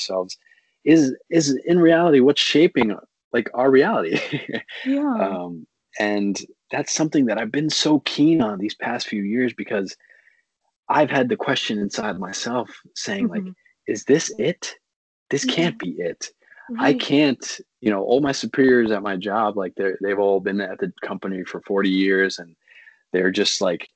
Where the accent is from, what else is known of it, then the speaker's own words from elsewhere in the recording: Pakistan; I grew up from in Pakistan